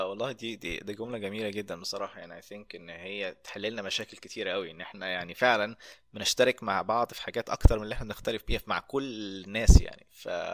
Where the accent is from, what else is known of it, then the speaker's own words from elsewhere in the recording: Egypt; moved away; انا من مصر